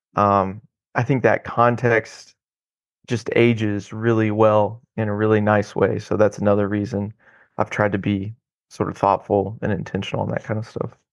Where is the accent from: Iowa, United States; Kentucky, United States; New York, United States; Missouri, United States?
Missouri, United States; Odessa; moved away as an adult; also born or lived in Oklahoma; now in Houston, United States; I grew up just east of Kansas City on the Missouri side in a little town called Odessa.